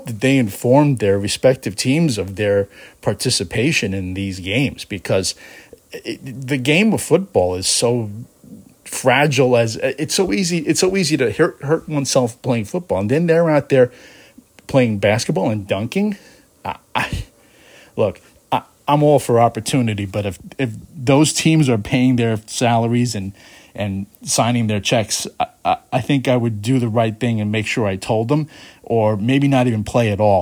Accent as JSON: {"language": "English", "town": "New York City", "region": "New York", "country": "United States", "tie": "born or raised there", "said": "Being a New Yorker myself, a native New Yorker from the city of New York"}